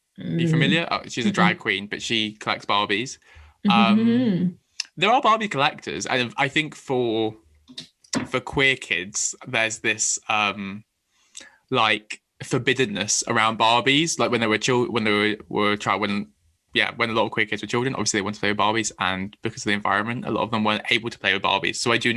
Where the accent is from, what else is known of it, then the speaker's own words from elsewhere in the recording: Bath, South West England, United Kingdom; I am from Bath, and I live in Bath